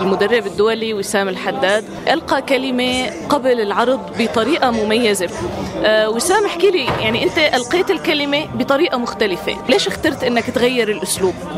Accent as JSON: {"language": "Arabic", "country": "Syria", "said": "نحن هلا كسوريين"}